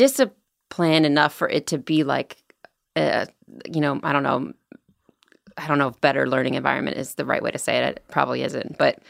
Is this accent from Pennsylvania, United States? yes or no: yes; Philadelphia, Pennsylvania, United States; moved away; he grew up, like, really close to where I grew up in Philly.